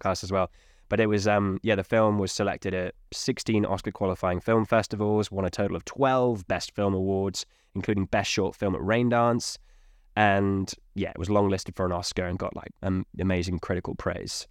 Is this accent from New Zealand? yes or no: no; United Kingdom; I'm English Welshman